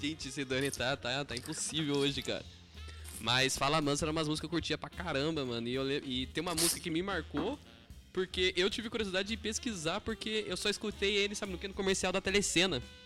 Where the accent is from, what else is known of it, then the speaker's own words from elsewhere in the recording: Taubaté, São Paulo, Brazil; a gente é aqui de Taubaté, São Paulo, interior